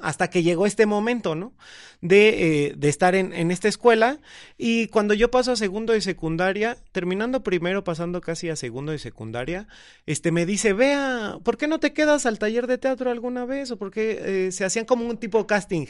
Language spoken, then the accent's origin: Spanish; State of Mexico, Mexico; soy del Estado de México, vivo en Coacalco, Estado de México